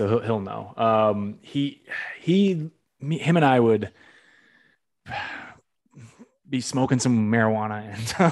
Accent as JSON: {"language": "English", "region": "Northeast", "country": "United States", "said": "I'm from the Northeast"}